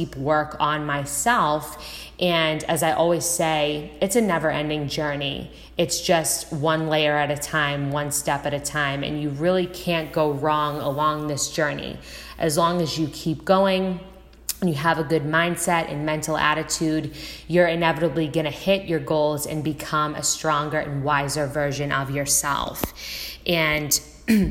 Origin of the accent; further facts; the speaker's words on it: Boston, Massachusetts, United States; also born or lived in Los Angeles; now in Southern California, United States; I'm originally from Boston, Massachusetts, and now I live in Southern California.